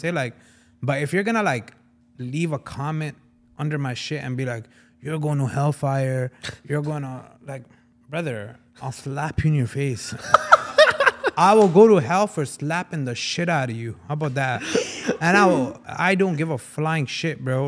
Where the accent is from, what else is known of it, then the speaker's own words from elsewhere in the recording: Punjab, Pakistan; I am Punjabi from Pakistan